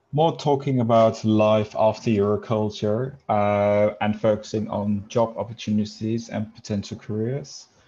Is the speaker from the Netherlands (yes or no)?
yes; Netherlands; I'm from the Netherlands